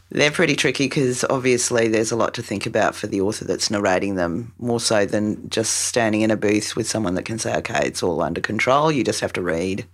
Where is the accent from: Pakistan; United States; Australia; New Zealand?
Australia